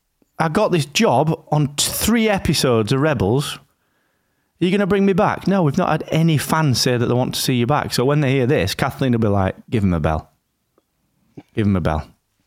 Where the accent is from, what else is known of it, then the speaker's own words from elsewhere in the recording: Rotherham, Yorkshire and the Humber, United Kingdom; And it's not because I'm from Rotherham.